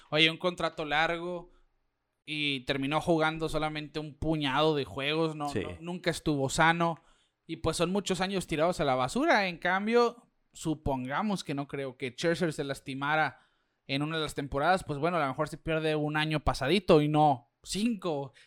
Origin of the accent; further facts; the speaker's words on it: Mexico; como mexicano